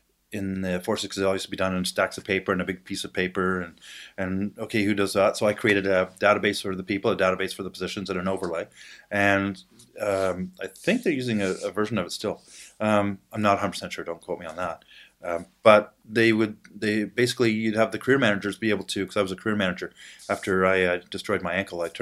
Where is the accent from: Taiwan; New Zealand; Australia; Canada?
Canada; Ottawa, Ontario; Now I was out in BC at the time. I was from Ottawa.